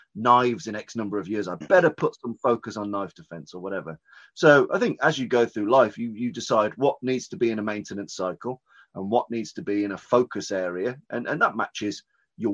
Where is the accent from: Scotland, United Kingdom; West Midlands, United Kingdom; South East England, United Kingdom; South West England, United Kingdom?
West Midlands, United Kingdom; Birmingham; I'm from Birmingham, which is in the middle of the UK